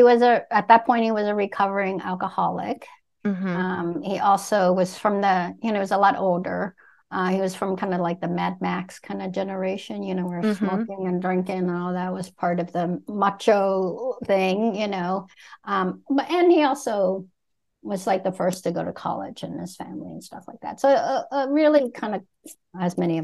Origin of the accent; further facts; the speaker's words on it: Vietnam; moved away; I was born in Vietnam as a Buddhist